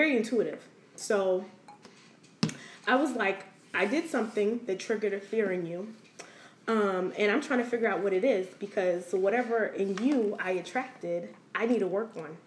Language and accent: English; Silver Spring, Maryland, United States; I'm from Silver Spring